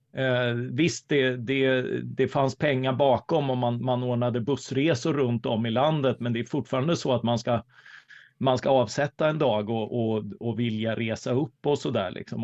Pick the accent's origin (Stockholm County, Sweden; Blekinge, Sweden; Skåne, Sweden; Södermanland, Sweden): Blekinge, Sweden; Karlskrona; jag är uppvuxen i Karlskrona